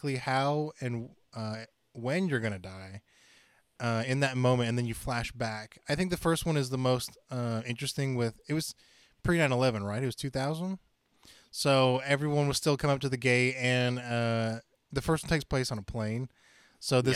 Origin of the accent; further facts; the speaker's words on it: Chattanooga, Tennessee, United States; moved away; in my hometown, which I'm moving back to, so I guess I can say Chattanooga, Tennessee is where I was born